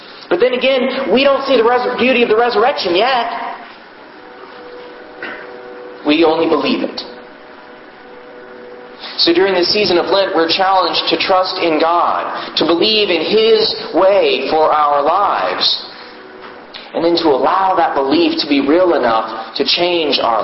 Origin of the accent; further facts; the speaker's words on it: Houston, Texas, United States; I grew up in Houston